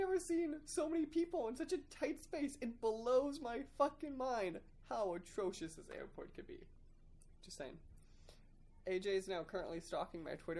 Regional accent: Chicago, Illinois, United States; now in Florida, United States; I'm from Chicago originally

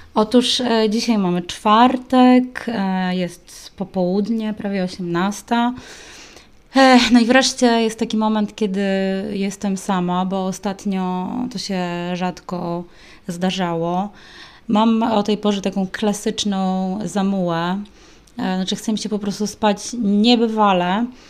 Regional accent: Warsaw, Masovian Voivodeship, Poland; moi rodzice też nie pochodzą oryginalnie z Warszawy, oni bardziej skupiali się na tym, żeby się czegoś w tej Warszawie dorobić

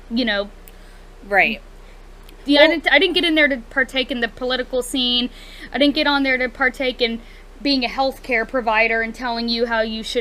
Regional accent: United States; that's the beauty of you know being American. You can have your own opinion

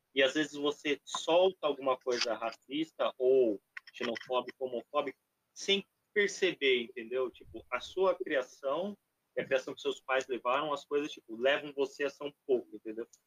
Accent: Brazil

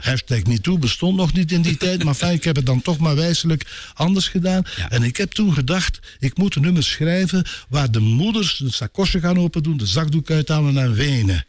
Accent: Brakel, Flanders, Belgium; also born or lived in Vollezele / Ninove; Mijn vader was van Vollezelen, mijn moeder was van Brakel

